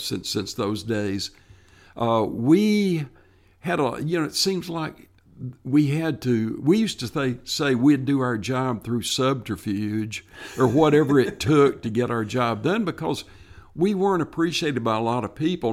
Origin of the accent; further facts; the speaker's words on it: Tennessee, United States; stay in my home state and work for state parks